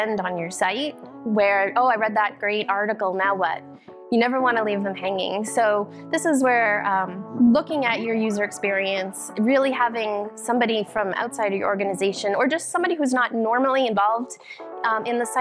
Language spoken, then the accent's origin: English; Boston, Massachusetts, United States; I'm actually from Boston, the Boston area, just a few miles north.